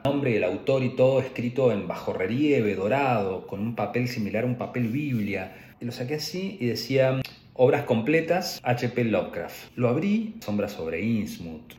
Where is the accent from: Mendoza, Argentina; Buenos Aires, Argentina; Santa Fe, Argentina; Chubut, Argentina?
Chubut, Argentina; Trelew; Yo nací en la Patagonia, Chubut, específico en la ciudad de Trelew